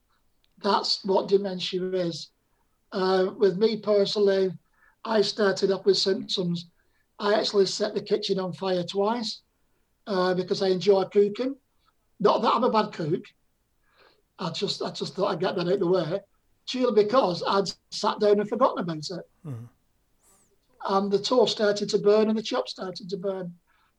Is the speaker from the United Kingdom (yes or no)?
yes; Bolton, North West England, United Kingdom; now in Torbay, United Kingdom; I went back to my hometown in Bolton and I couldn't remember my house or where we lived